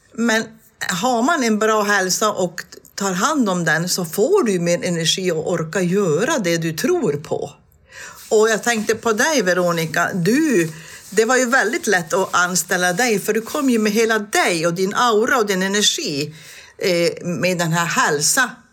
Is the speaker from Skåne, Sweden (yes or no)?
no; Tornedalen, Norrbotten County, Sweden; det jag är uppvuxen med uppe i Tornedalen